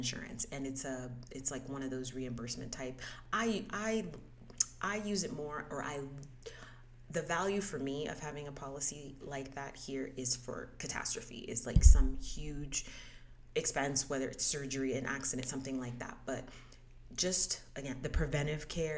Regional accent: United States; moved away as an adult; where did you grow up? And I said, the US

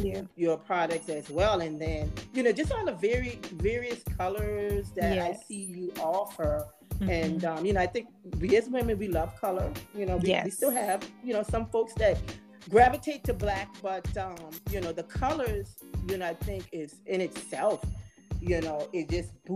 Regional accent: South Carolina, United States; here in my home state of South Carolina

